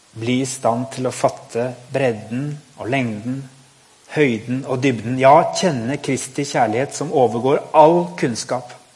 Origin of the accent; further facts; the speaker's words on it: Norway; vi som nordmenn